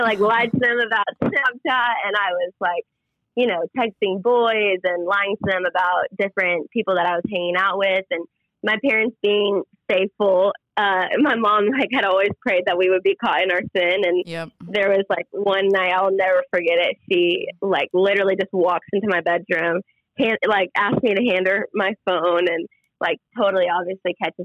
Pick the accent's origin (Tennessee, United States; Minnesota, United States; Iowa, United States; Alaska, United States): Minnesota, United States; Minnetonka; moved away as an adult; also born or lived in Dallas, Texas; now in Waco, United States; I grew up obviously in Minnesota, right in the Minnetonka, Tianhassen area